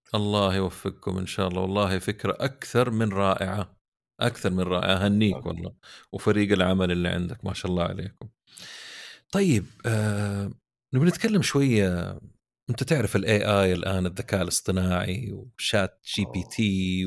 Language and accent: Arabic; Saudi Arabia; عندنا في السعوديه